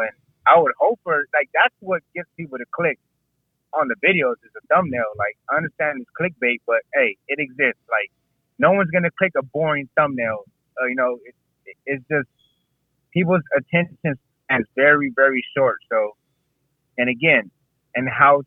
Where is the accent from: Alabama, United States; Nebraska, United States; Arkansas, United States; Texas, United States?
Texas, United States; San Antonio; moved away as an adult; now in Tampa, United States; San Antonio, Texas, which is my hometown